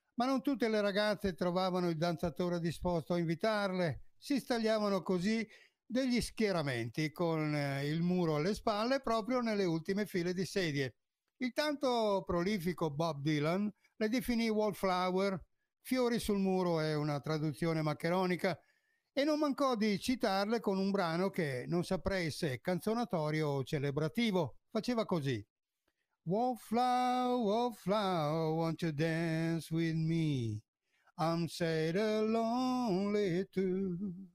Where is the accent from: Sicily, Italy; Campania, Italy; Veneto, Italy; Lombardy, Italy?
Veneto, Italy; il Veneto è la mia terra d'origine